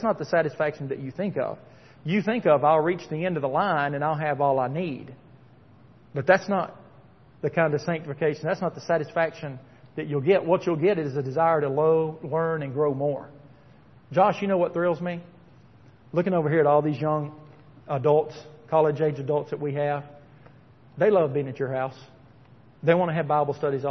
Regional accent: Tennessee, United States; When I was growing up in Tennessee

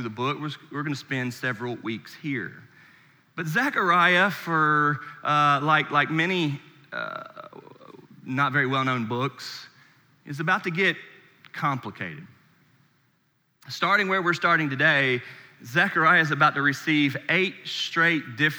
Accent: Charlotte, North Carolina, United States; moved away; I'm born and raised in Charlotte, North Carolina

